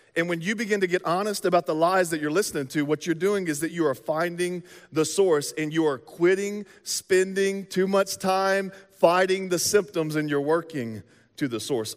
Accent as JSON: {"language": "English", "region": "the South", "country": "United States", "moved": "yes", "lives_now": "Midwest, United States", "said": "we're from the South"}